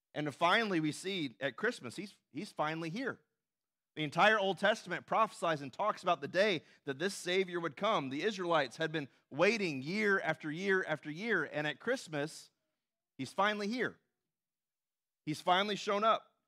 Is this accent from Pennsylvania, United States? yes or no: no; Tennessee, United States; moved away; when I was growing up in Tennessee